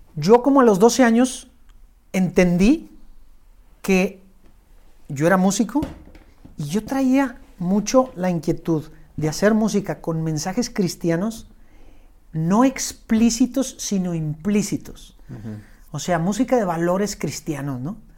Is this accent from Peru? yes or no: no; Monterrey, Nuevo León, Mexico; also born or lived in Los Angeles; soy aquí regio, tengo 36 años y soy músico